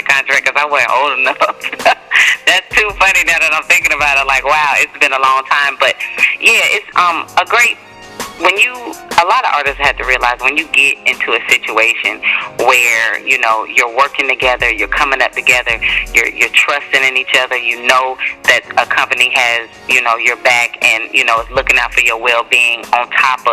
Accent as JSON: {"language": "English", "town": "College Park", "region": "Georgia", "country": "United States", "tie": "born or raised there", "said": "Southside College Park is where I grew up at and went to school"}